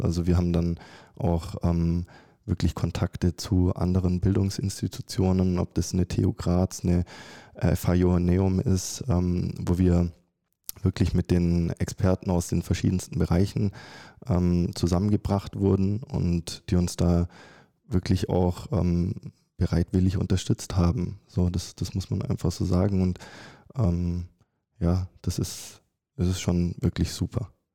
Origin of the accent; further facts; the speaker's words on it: Germany; moved away as an adult; also born or lived in Stuttgart / Carinthia, Austria; ich komme ursprünglich aus Deutschland